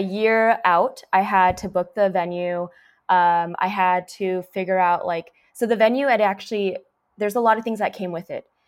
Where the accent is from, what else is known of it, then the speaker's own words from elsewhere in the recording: Orange County, California, United States; I grew up in the Orange County